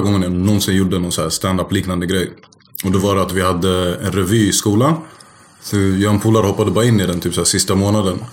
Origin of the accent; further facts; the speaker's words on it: Stockholm, Stockholm County, Sweden; uppvuxen i Rågsved